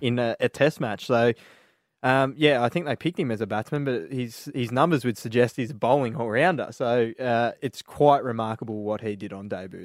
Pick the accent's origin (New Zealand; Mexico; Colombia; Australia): Australia; being an Aussie cricket fan